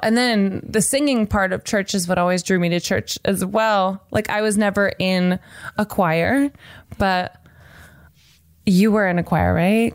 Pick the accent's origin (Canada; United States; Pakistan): United States; Nashville, Tennessee; now in Los Angeles, United States; I'm from Nashville and then I live